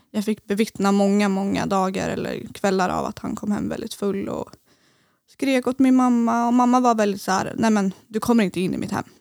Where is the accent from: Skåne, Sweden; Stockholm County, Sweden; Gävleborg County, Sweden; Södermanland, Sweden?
Södermanland, Sweden; Eskilstuna; moved away as an adult; now in Gothenburg, Sweden; jag kommer från Eskilstuna